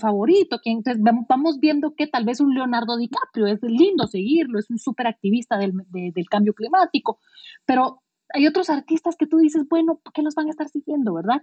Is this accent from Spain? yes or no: no; Guatemala; si yo había nacido en Guatemala